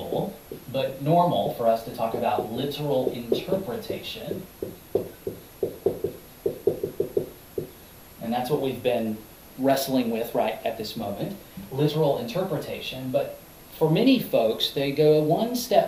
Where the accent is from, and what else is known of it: United States